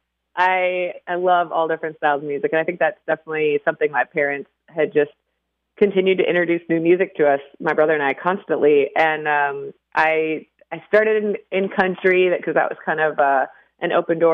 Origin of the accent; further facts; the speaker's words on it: Waconia, Minnesota, United States; moved away as an adult; now in Nashville, United States; my hometown of Waconia